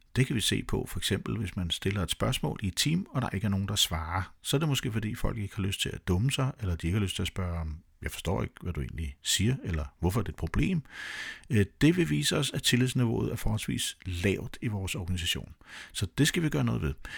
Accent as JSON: {"language": "Danish", "country": "Denmark", "said": "jeg var 100% dansk"}